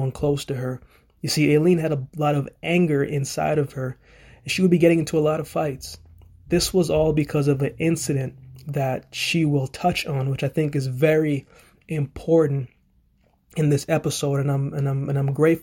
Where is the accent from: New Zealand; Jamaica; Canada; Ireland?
Jamaica; I was born in Jamaica myself